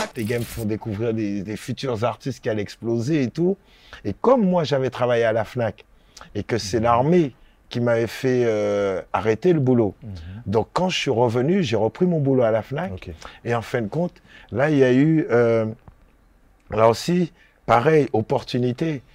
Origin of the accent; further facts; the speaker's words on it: Guadeloupe; moved away as an adult; also born or lived in Saint-Ouen, France; je suis de la Guadeloupe